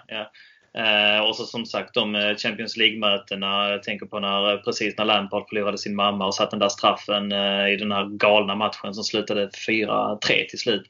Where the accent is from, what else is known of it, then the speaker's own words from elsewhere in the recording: Helsingborg, Skåne, Sweden; Jag är ju från Helsingborg